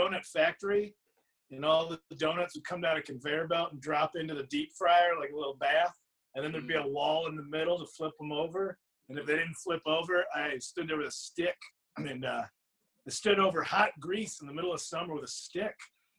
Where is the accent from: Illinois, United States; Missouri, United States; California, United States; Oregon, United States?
Illinois, United States; Addison; born or raised there